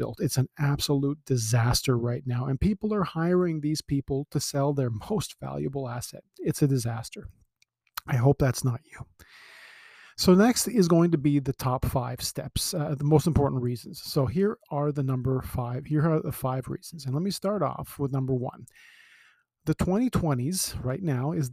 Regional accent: Toronto, Ontario, Canada; I was born in Scarborough. I live on the Danforth. I've lived in Ontario my whole life.

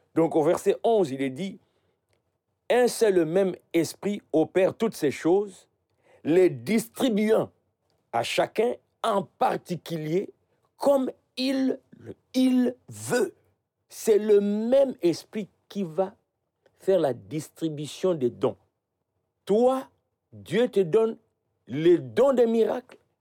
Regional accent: Idiofa, Kwilu, DR Congo; dans mon village. Je suis né à Idiofa

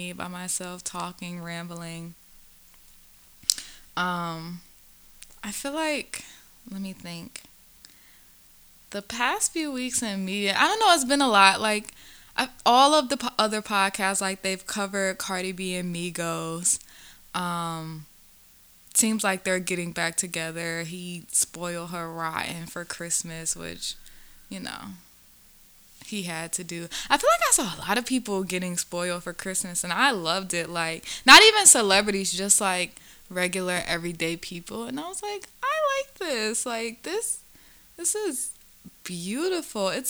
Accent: the South, United States; I grew up in the South

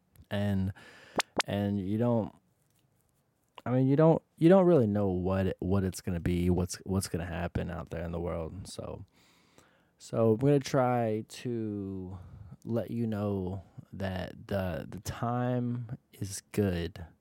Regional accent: Florida, United States; now in Columbus, United States; I'm originally from Florida

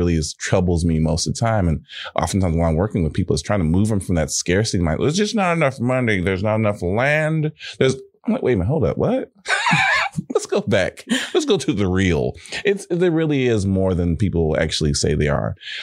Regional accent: Houston, Texas, United States; I'm from Houston

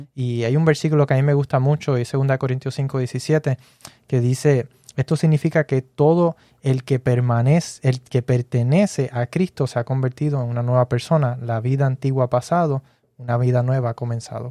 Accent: Puerto Rico; yo soy puertorriqueño

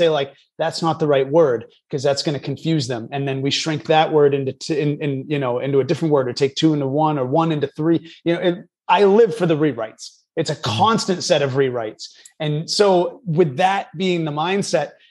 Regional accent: New Hampshire, United States; moved away as an adult; also born or lived in New York City / Boston; now in Los Angeles, United States; I'm born and raised in New Hampshire.

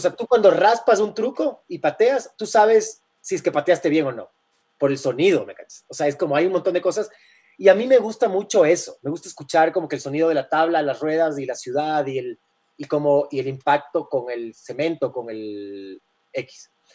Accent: Guayaquil, Guayas, Ecuador; Yo, yo crecí en Guayaquil de, de, más chamo

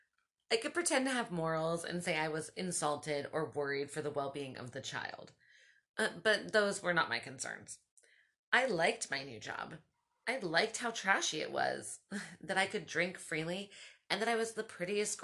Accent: Baltimore, Maryland, United States; moved away; I'm from Baltimore.

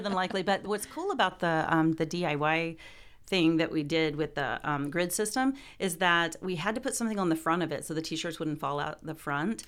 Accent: Columbia, Missouri, United States; from Columbia, Missouri

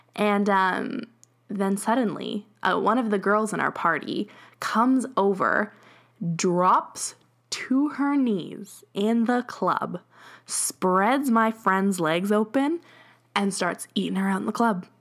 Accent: Edmonton, Alberta, Canada; we're from Edmonton, like, we're from Alberta

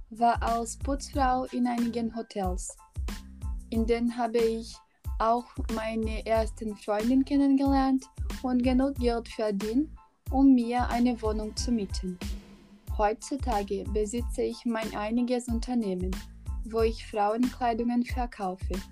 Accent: Argentina; German is a second language; moved away as an adult; now in Germany; Also, ich bin nach Deutschland gezogen, als ich 18 Jahre alt war. Heute bin ich 39. In Argentinien, meinem Heimatland, war die politische und wirtschaftliche Situation schon lange kompliziert.

